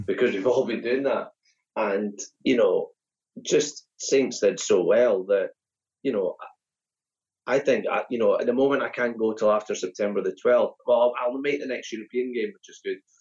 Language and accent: English; Perth, Scotland, United Kingdom; growing up in Perth